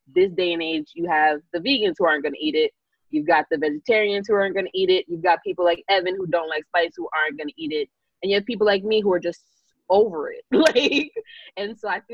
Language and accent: English; New York, United States; as someone born in New York